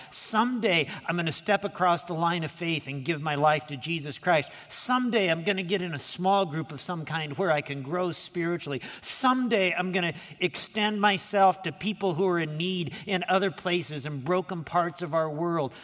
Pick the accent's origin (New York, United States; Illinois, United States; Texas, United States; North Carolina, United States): Illinois, United States; Lincoln; now in Anaheim, United States; I grew up down in Lincoln, Illinois.